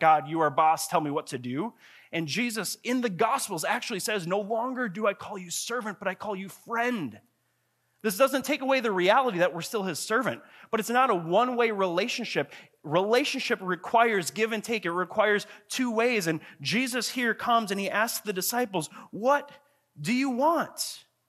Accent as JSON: {"language": "English", "town": "Grand Marais", "region": "Minnesota", "country": "United States", "tie": "born or raised there", "said": "I grew up in Grand Marais, Minnesota, up on Lake Superior"}